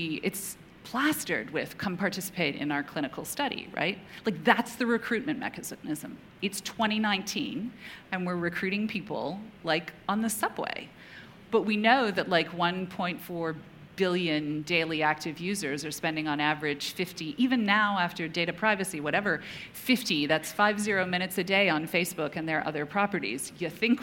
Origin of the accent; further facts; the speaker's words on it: Canada; moved away; also born or lived in United Kingdom; I grew up in Canada, remote part of Canada